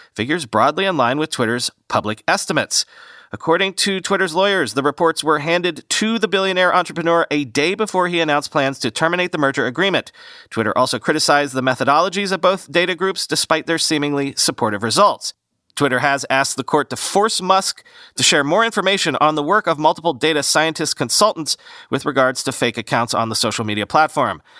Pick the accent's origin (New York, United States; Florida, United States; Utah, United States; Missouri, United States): Florida, United States; Fort Myers; I grew up in Fort Myers, Florida, on the southwest coast